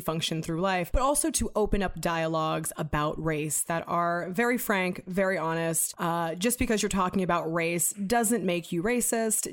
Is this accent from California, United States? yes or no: yes; Los Angeles, California, United States; I grew up in Venice, California in the nineties